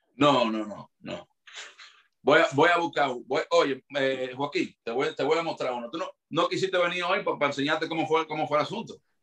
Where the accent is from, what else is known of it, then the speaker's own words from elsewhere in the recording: Dominican Republic; now in United States; me hizo falta muchísimo mi tierra